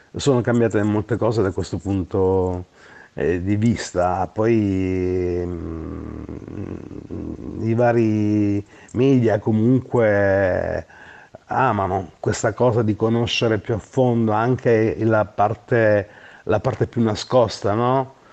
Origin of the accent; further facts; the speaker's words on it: Gioia Tauro, Calabria, Italy; moved away; also born or lived in Bologna; al mio paese che amo, che è Gioia Tauro